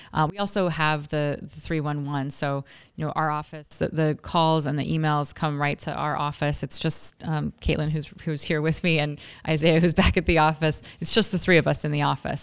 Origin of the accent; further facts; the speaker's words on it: Oregon, United States; moved away as an adult; also born or lived in Washington, D.C.; now in Scranton, United States; I'm not from here. Most of you in this room probably know that. I'm from Oregon